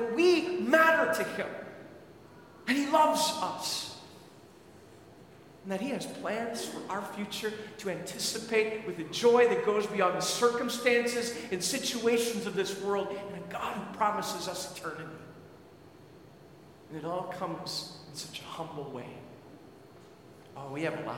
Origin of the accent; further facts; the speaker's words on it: Lester Prairie, Minnesota, United States; moved away as an adult; also born or lived in River Forest, Illinois; I grew up in Lester Prairie, Minnesota, a town of 1,000 people